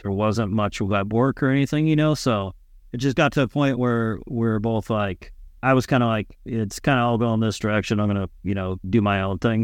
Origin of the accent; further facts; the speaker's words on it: San Diego, California, United States; moved away as an adult; I grew up in San Diego, California, um, you know, surfing, skating